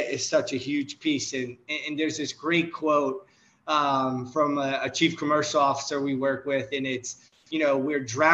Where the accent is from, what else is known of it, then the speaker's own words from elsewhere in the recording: New Orleans, Louisiana, United States; I'm from New Orleans